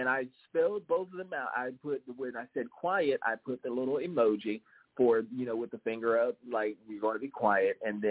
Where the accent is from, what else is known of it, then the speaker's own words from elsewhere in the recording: the South, United States; accent: southern drawl; also born or lived in the North (US); I have a very southern drawl, a very southern accent, because I grew up in the South, even though I was born in up north